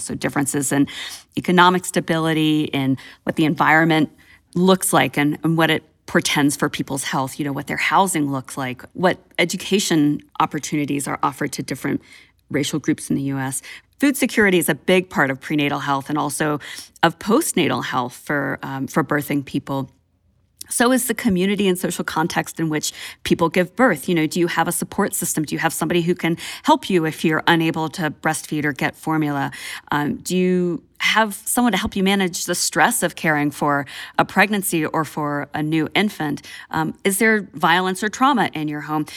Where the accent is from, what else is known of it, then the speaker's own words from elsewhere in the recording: Georgia, United States; my state, my home state of Georgia